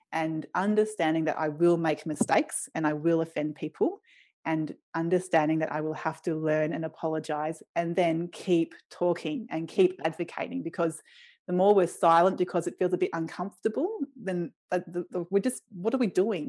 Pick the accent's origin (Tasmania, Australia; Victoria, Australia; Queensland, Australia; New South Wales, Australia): Queensland, Australia; Brisbane; I grew up in Brisbane in West End, which is an inner city suburb